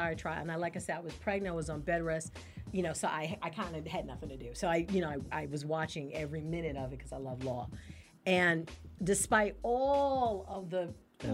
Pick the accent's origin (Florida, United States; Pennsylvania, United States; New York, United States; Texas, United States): New York, United States; I am from New York